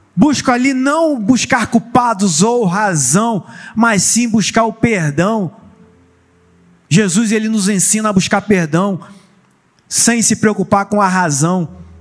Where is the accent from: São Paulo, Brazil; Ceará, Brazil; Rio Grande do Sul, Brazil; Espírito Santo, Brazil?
Espírito Santo, Brazil; Vila Velha; now in Cabo Frio, Brazil; eu não sou de Cabo Frio, eu não sou do Rio de Janeiro, eu sou lá da bela Vila Velha, Espírito Santo